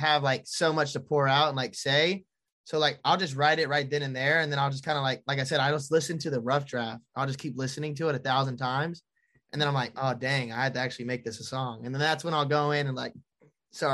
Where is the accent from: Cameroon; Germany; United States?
United States; Charlotte, North Carolina; I performed at Breakaway Music Festival in Charlotte, like in my hometown